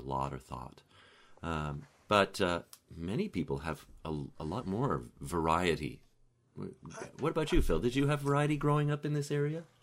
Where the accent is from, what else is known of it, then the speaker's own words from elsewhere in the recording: Canada; growing up in Canada